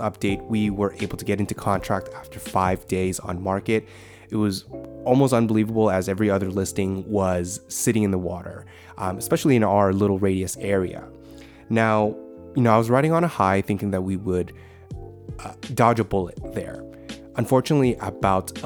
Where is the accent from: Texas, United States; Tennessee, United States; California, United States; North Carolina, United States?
California, United States; San Francisco Bay Area; we're from the Bay